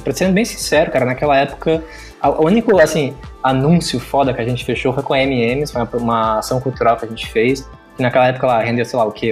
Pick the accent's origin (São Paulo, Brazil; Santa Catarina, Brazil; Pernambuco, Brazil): Santa Catarina, Brazil; a town neighbouring Criciúma, southern; eu sou natural de Saara, que é uma vizinha de Criciúma, que é onde eu moro hoje, né? Aqui no sul de Santa Catarina